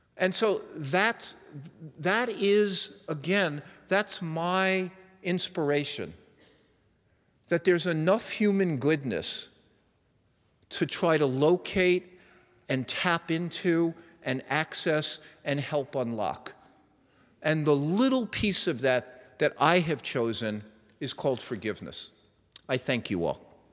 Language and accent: English; New York, United States; moved away; I was raised in New York and I have a little bit of that edge